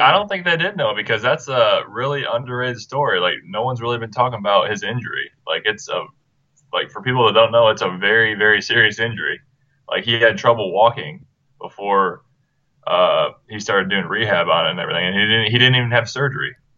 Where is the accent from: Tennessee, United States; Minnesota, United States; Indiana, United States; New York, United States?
Indiana, United States; Marion; Marion, Indiana, my hometown